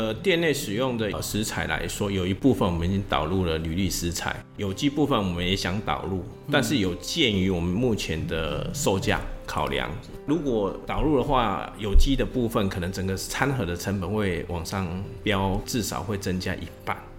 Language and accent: Chinese; Yunlin County, Taiwan; now in Chiayi, Taiwan; 因为我是云家这边，我云林人在嘉义工作，然后也在嘉义定居嘛